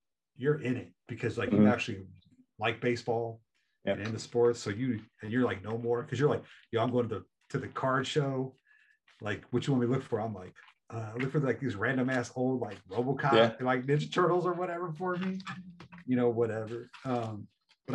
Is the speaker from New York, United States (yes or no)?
no; San Diego, California, United States; I'm from San Diego.